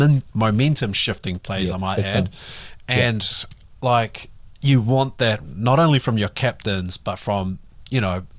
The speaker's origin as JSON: {"language": "English", "country": "New Zealand", "said": "as a Kiwi"}